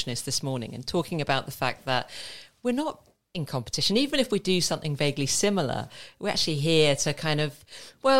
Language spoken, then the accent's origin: English; St Albans, East of England, United Kingdom; I grew up in St. Albans